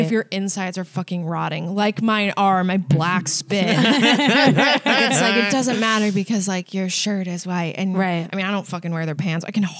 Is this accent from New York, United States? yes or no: yes; Albany, New York, United States; Upstate Albany, New